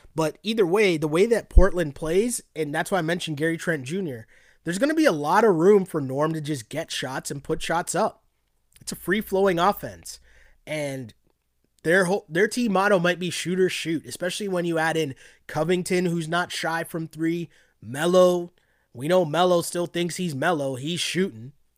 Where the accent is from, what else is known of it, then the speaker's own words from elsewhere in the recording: Toronto, Ontario, Canada; Toronto, Ontario, Canada, to be precise